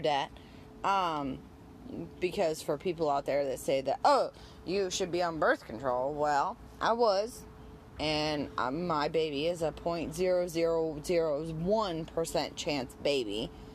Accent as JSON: {"language": "English", "town": "Detroit", "region": "Michigan", "country": "United States", "said": "because I'm from Detroit, so my only team is the Tigers"}